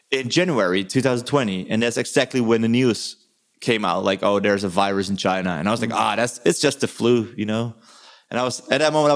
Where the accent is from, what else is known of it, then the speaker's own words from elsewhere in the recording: Netherlands; now in Germany; I was born in Holland